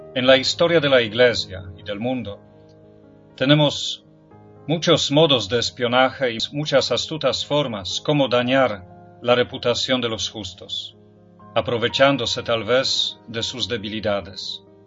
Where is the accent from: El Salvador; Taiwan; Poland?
Poland; Spanish is a second language; moved away; En mi país, en Polonia